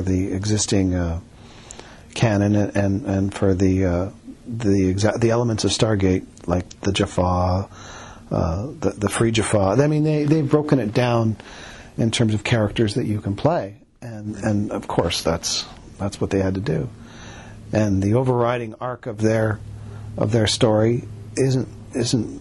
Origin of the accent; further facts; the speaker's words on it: Canada; we're Canadian